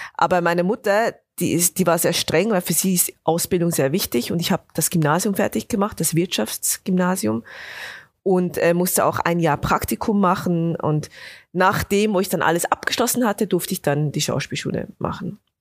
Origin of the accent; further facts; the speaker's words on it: Bernese Oberland, Switzerland; Also ich komme aus dem, aus dem Berner Oberland, also aus den Bergen